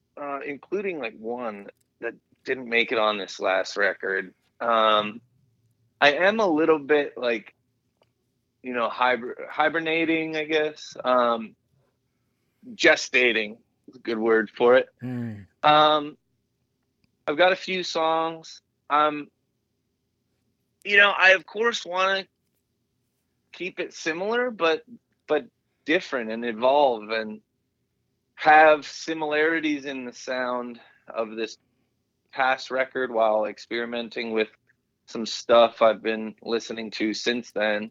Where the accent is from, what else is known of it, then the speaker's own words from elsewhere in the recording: Pennsylvania, United States; born there; You know, I was born in Pennsylvania